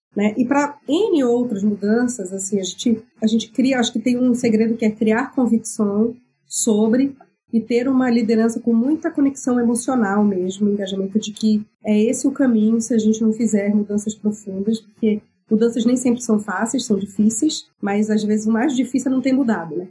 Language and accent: Portuguese; Belém, Pará, Brazil; eu sou paraense, eu venho da Amazônia. Sou de Belém do Pará.